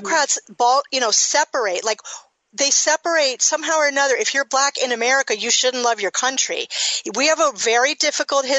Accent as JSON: {"language": "English", "town": "Miami", "region": "Florida", "country": "United States", "moved": "yes", "said": "I'm from Miami"}